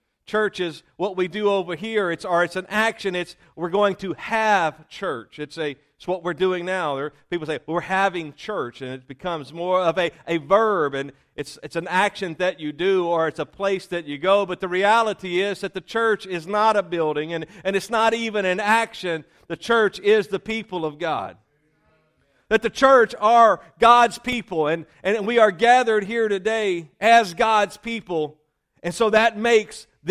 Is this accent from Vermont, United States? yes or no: no; Louisiana, United States; also born or lived in Mississippi; raised in Louisiana.